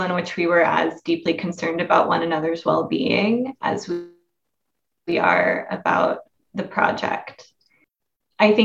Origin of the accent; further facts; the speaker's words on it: Oklahoma, United States; I grew up in Oklahoma.